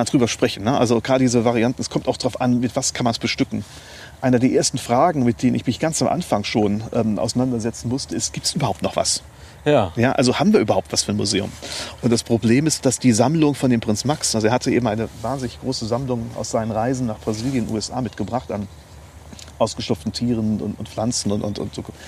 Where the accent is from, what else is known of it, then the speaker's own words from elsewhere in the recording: Neuwied, Rhineland-Palatinate, Germany; also born or lived in Mainz / Bonn / Glasgow; now in Leutesdorf, Germany; ich bin, wie gesagt, hier in Neuwied geboren, ähm, habe ähm, auch die Schule hier besucht